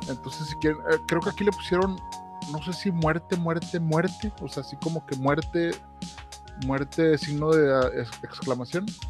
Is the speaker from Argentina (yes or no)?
no; Mexico; como mexicanos